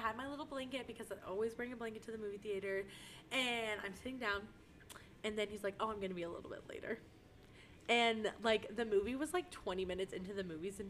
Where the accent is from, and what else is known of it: Austin area, Texas, United States; born or raised there